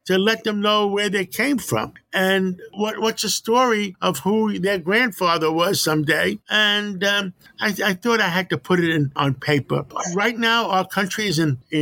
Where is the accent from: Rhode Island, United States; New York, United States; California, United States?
New York, United States; New York City; also born or lived in Greece; I grew up on West Harlem by City College